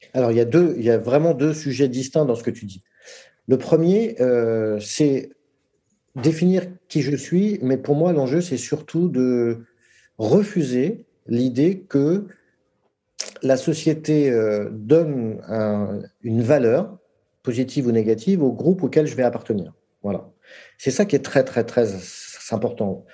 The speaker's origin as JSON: {"language": "French", "country": "France", "tie": "born or raised there", "said": "je suis français parce que je suis né en France"}